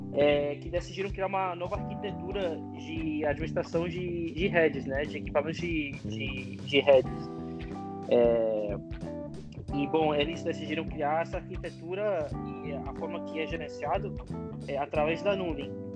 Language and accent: Portuguese; California, United States; accent: gringo; Portuguese is a second language; also born or lived in Michoacán, Mexico / Rio de Janeiro, Brazil; now in San Francisco, United States; eu nasci no México, é, toda a minha família é mexicana, meus pais são mexicanos, né? Eu nasci num povo muito pequeno lá e me trouxeram para Califórnia quando eu estava com um ano, para uma cidade que é muito mexicana